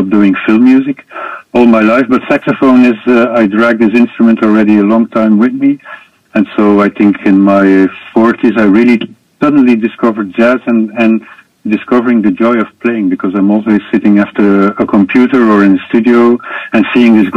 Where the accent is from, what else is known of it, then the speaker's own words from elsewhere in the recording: Belgium; I was born in Belgium